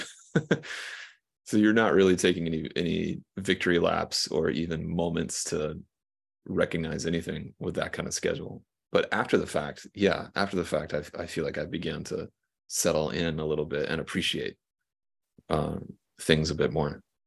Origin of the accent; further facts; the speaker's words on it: South Carolina, United States; I'm from like a small town in South Carolina.